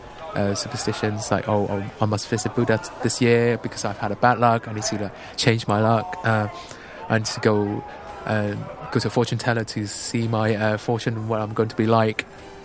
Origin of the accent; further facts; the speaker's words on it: Hong Kong; first language Cantonese; English is a second language; Although most of the time we speak in Cantonese, which is my mother tongue